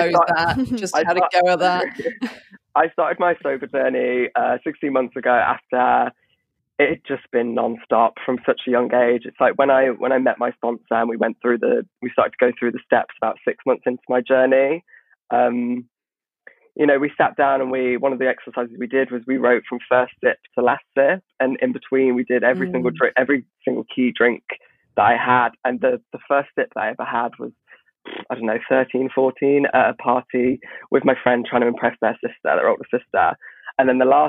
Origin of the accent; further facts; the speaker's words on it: Nuneaton, West Midlands, United Kingdom; moved away as an adult; now in London, United Kingdom; I come from the Midlands, by the way, from a very, very regional village